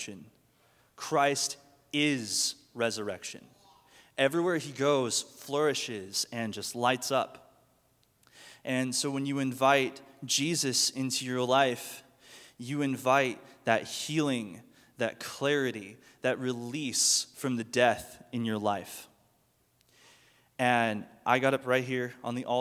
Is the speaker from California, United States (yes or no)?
no; Mustang, Oklahoma, United States; I grew up here in Mustang, just right by the Walmart, and my family's pretty much been here my whole life.